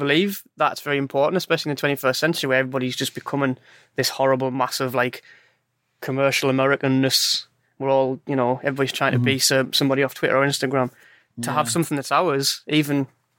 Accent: Sunderland, North East England, United Kingdom; I was born in Sunderland, in Harrington. Went to Harrington School and then Farringdon. So I've just grown up with a strong Sunderland supporting friendship group and family group

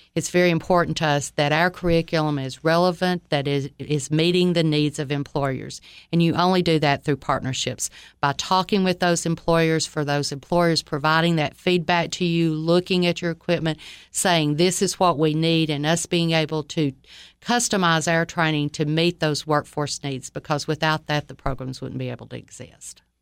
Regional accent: Livingston, Tennessee, United States; also born or lived in Troy, Alabama; I grew up in Livingston, Tennessee, spent um, my life there, most of it.

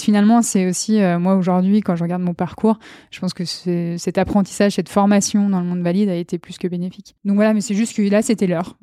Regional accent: Chambéry, Auvergne-Rhône-Alpes, France; also born or lived in Beaufortain; je suis née à Chambéry en février 1994

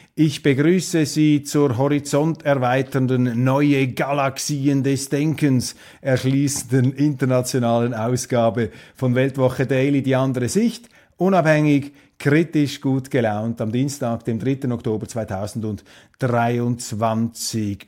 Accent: Switzerland; als Schweizer

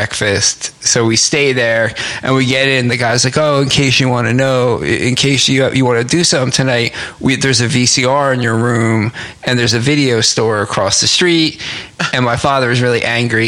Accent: New Jersey, United States; also born or lived in Newark / West Orange; I'm from New Jersey

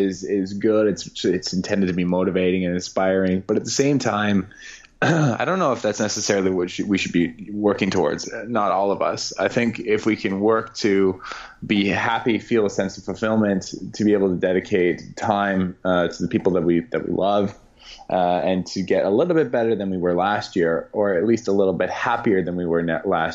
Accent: Canada; I'm Canadian

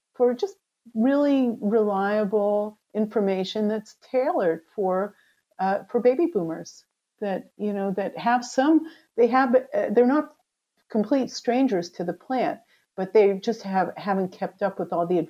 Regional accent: United States; moved away as an adult; also born or lived in Israel; I grew up in the United States

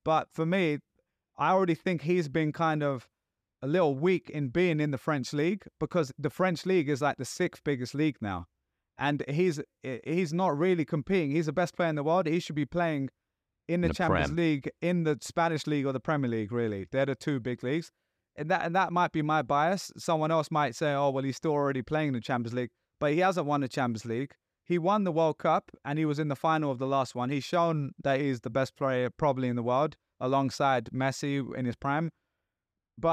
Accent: London, United Kingdom; now in New York, United States; I'm a New Yorker now, but I'm always a Londoner.

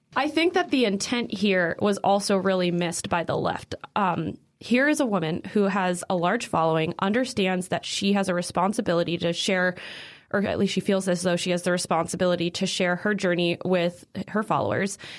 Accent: Naperville, Illinois, United States; moved away; I'm from Naperville, Illinois, originally

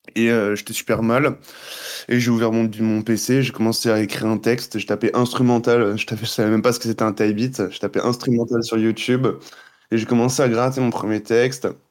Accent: Guadeloupe; moved away as an adult; also born or lived in Montreal, Canada; je suis né là-bas. J'ai vécu toute ma vie là-bas.

